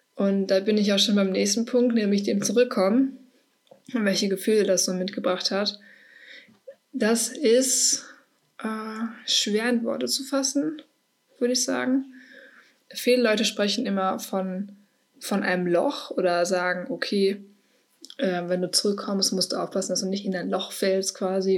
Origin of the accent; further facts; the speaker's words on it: Herne, North Rhine-Westphalia, Germany; also ich komme aus Herne, vielleicht kennt das irgendwer, ich weiß nicht, aus dem Ruhrgebiet.